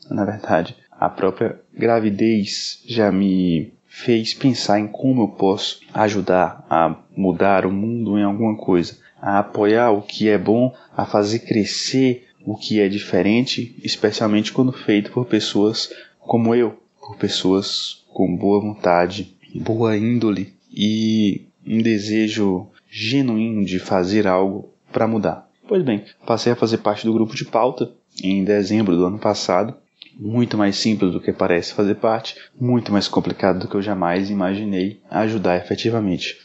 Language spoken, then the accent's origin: Portuguese; Brasília, Federal District, Brazil; sou aqui de Brasília